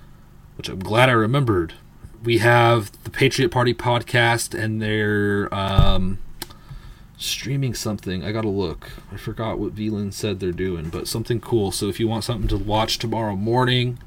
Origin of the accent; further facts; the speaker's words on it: California, United States; I'm from California